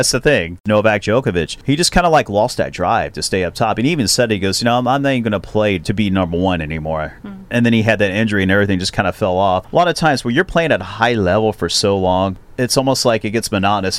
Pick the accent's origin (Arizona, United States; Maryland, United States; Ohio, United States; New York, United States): Ohio, United States; Cincinnati; it's in my hometown of Cincinnati.